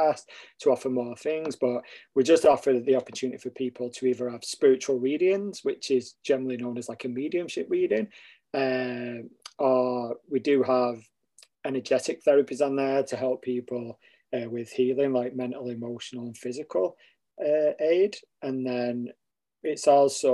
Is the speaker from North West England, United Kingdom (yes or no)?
yes; Stockport, North West England, United Kingdom; moved away as an adult; now in Canada; I'm originally from England, a place called Stockport, close to Manchester. I grew up there, and then I currently now live in Canada